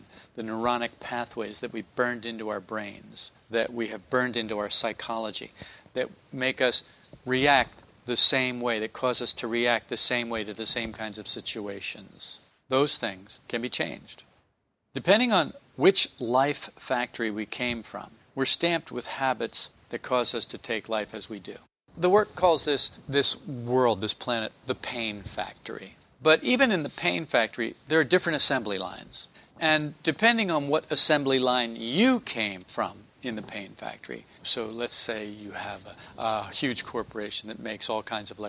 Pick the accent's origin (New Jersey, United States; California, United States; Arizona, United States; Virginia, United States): New Jersey, United States; twang? And I said, yeah. I told her I was from New Jersey. And she said, well, you know, I can't hear my own accent.